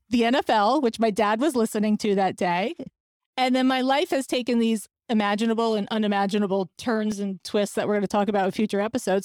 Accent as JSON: {"language": "English", "region": "New Jersey", "country": "United States", "tie": "born or raised there", "said": "I grew up in New Jersey"}